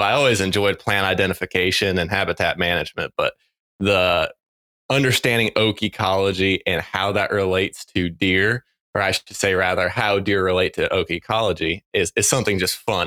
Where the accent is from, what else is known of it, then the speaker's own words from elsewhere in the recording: North Carolina, United States; moved away as an adult; also born or lived in Mississippi / Indiana; growing up in North Carolina